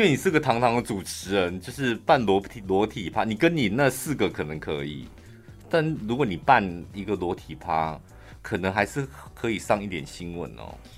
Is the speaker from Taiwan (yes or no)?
yes; Yuanli, Miaoli County, Taiwan; 我们院里人非常讨厌一件事，就是把我们院里人讲成苗栗人